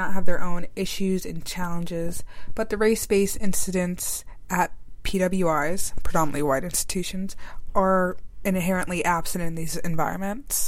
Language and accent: English; Maryland, United States; Sierra and I are from Maryland.